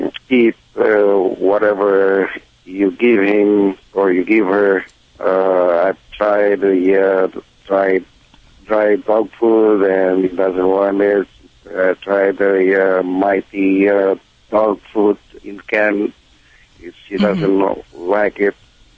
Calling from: Reseda, California, United States; I'm calling from Reseda, North Hill Factory.

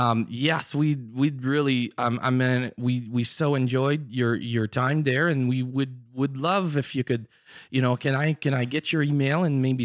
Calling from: Kirkland Lake, Ontario, Canada; I'm calling from Kirkland Lake, Église Nouvelle Vie.

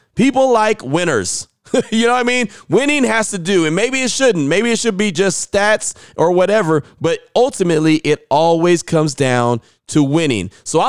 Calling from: Vancouver, British Columbia, Canada; I was listening from Vancouver, Canada, and no loads of other Raider fans up north, too.

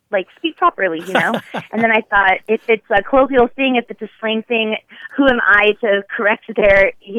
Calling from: Dallas, Texas, United States; also born or lived in Los Angeles; I'm calling from Dallas, Texas.

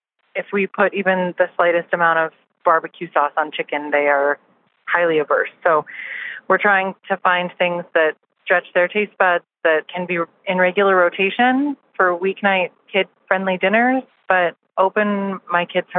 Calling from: Bozeman, Montana, United States; I'm calling from Bozeman, Montana.

